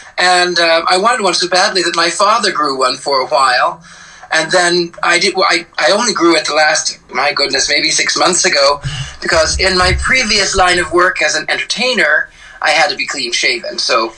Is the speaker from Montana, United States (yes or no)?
no; Missouri, United States; I grew up in Missouri, in the Midwest, right in the where the four states meet: Kansas, Arkansas, Oklahoma, and Missouri. Right there where they all connect.